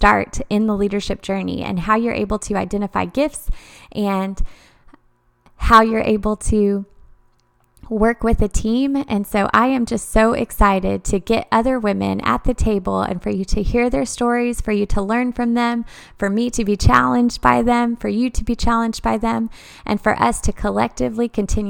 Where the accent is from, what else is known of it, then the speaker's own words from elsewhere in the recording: Dallas, Texas, United States; now in Conway, United States; We are living in Conway, Arkansas. We are previously from the Dallas area.